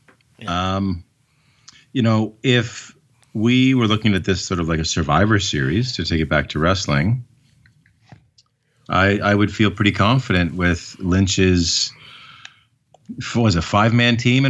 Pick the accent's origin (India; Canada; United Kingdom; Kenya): Canada; as a Canadian who loved wrestling